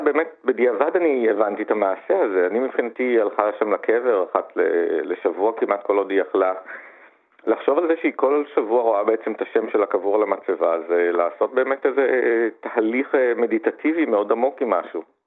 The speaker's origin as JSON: {"language": "Hebrew", "town": "Gan Yoshiya", "region": "Central District", "country": "Israel", "tie": "born or raised there", "said": "גדלתי במושב מאוד קטן, גן יושיע"}